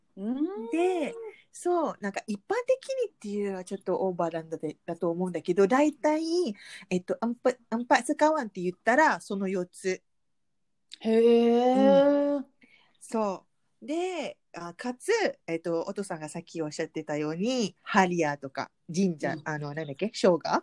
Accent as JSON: {"language": "Japanese", "country": "Malaysia", "second_language": "Japanese", "moved": "as an adult", "lives_now": "Japan", "said": "来日して二十年の マレーシア人"}